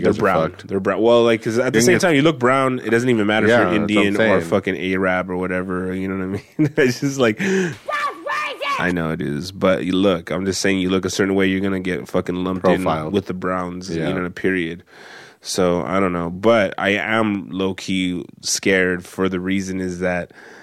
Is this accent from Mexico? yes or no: yes; Mexico; If I do it right, you know, I'll fucking die in my home country.